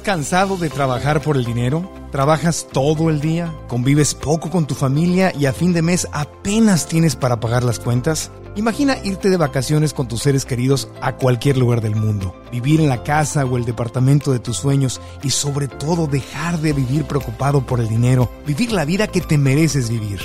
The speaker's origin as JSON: {"language": "Spanish", "country": "Mexico", "said": "yo como mexicano"}